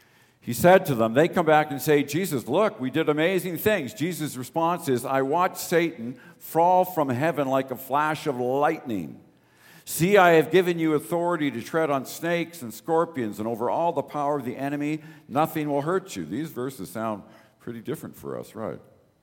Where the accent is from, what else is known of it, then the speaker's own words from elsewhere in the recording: Toronto, Ontario, Canada; I remember I grew up in the East End of Toronto. Danforth Gospel Temple was my church.